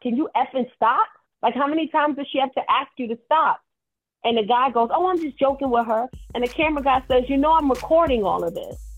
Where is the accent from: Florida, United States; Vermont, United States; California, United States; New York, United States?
New York, United States; I'm from New York